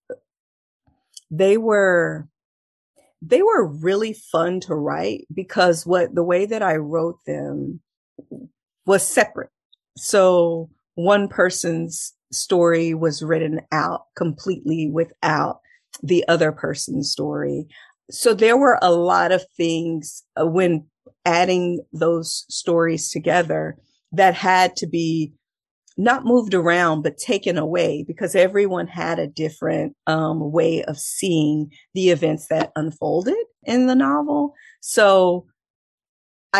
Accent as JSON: {"language": "English", "region": "Texas", "country": "United States", "said": "I'm from Texas"}